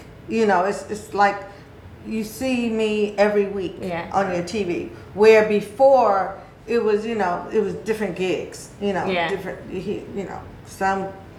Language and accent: English; California, United States; native, born and raised in California.